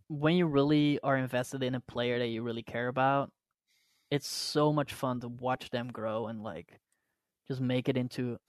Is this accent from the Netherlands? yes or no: yes; Rotterdam, South Holland, Netherlands; accent: fake American; English is a second language; So my accent is fake American. So for the people that don't know, I was born in the Netherlands. I'm from a city called Rotterdam